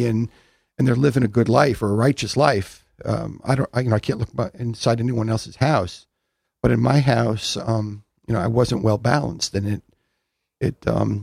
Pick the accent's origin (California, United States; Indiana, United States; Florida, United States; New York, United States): New York, United States; Long Island; I grew up on Long Island